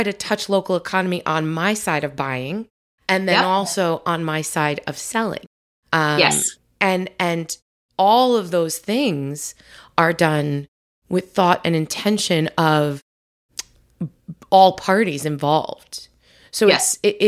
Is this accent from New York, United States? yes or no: yes; New York, United States; moved away; I'm from New York originally